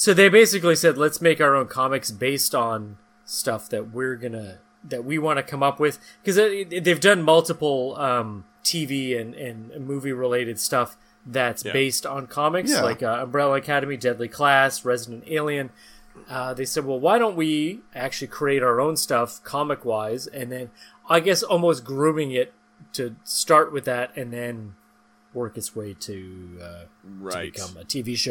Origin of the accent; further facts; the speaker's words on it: Winnipeg, Manitoba, Canada; I'm from Winnipeg